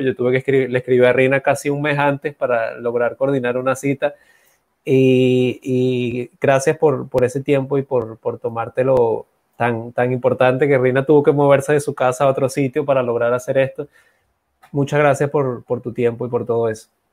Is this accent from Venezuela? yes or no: yes; Venezuela; moved away as an adult; now in Dominican Republic; yo también soy, vengo de allá de Venezuela, tengo ya cuatro años, voy para acá, a estar acá en República Dominicana. Eh, por lo tanto, Venezuela es mi cuna, mi casa